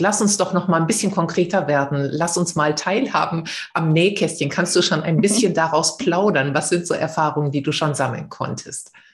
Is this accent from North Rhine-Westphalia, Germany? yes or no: yes; the Ruhr area, North Rhine-Westphalia, Germany; now in Essen, Germany; Ich bin ja auch hier aus dem Pott